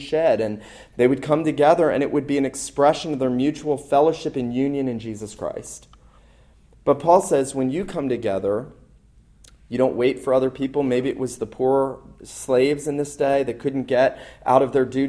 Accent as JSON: {"language": "English", "region": "the North", "country": "United States", "tie": "born or raised there", "moved": "yes", "lives_now": "the South, United States", "said": "growing up in the North, I wasn't taught to observe this"}